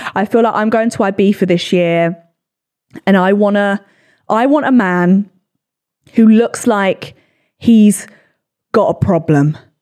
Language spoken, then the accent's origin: English; England, United Kingdom; we're English